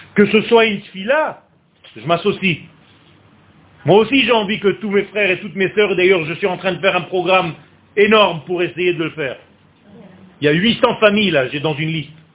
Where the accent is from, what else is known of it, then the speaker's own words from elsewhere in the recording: Israel; je suis né en Israël